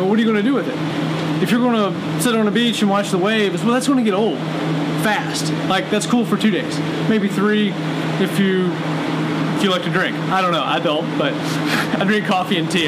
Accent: Virginia, United States; moved away as an adult; now in Lancaster, Missouri, United States; I moved here from Virginia when I was 19 years old, so I spent most of my formative years there.

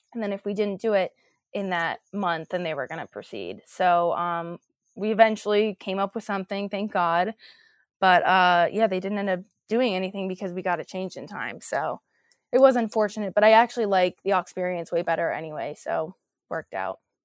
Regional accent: New Jersey, United States; also born or lived in New York City, New York / Rutherford, New Jersey; I was actually born in New York City in Hell's Kitchen, um, but then quickly after I moved to New Jersey, Rutherford

